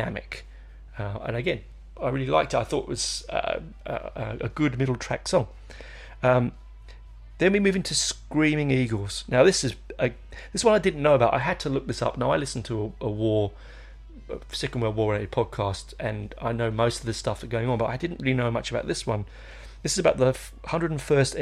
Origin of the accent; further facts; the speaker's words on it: England, United Kingdom; I do show my heritage there. I'm an Englishman.